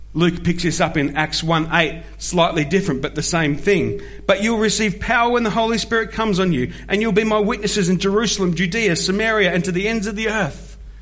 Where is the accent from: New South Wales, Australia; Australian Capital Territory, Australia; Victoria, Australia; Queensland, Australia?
Victoria, Australia; Melbourne; The Church of Christ I grew up in was where Andy and I were on team, a place that's now known as Discovery Church in the outer eastern suburbs of Melbourne